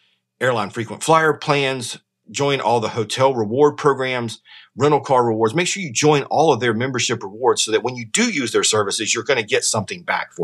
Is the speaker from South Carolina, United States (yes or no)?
yes; Sumter, South Carolina, United States; My hometown, the Sumter, has the Iris Festival.